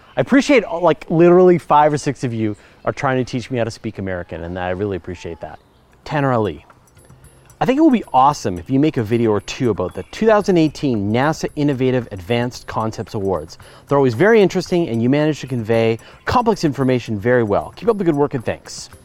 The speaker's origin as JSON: {"language": "English", "country": "Canada", "accent": "Canadian", "said": "I'm Canadian. We, I know we sort of sound like Americans, but we have a few distinct differences"}